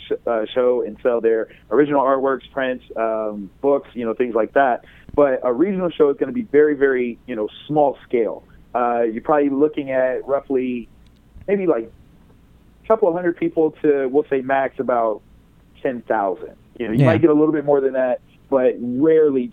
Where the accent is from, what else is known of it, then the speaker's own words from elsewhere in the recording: Columbus, Ohio, United States; Wizard World Columbus because that's my hometown